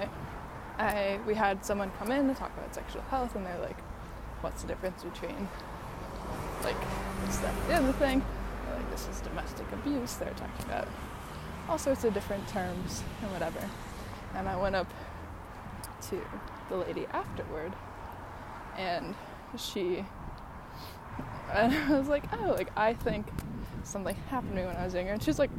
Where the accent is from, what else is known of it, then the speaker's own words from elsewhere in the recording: Chicago, Illinois, United States; moved away; I grew up in Chicago